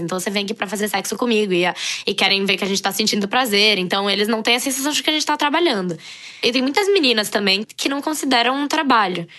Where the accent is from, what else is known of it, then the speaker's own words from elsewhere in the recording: São Paulo, Brazil; also born or lived in Brasília; nasci em Brasília, morei em São Paulo desde os 5 anos, é, moro em São Paulo atualmente